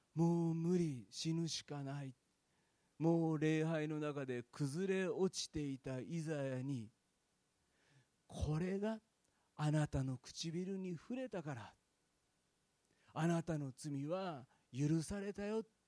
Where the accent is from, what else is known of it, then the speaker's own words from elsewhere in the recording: Fukuchiyama, Kyoto, Japan; 私は京都の福知山っていうですね、あの、で生まれ育ったんですけども